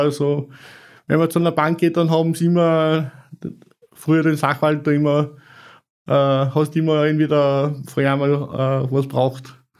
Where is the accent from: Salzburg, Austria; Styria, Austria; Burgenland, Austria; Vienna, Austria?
Salzburg, Austria; bei uns in Salzburg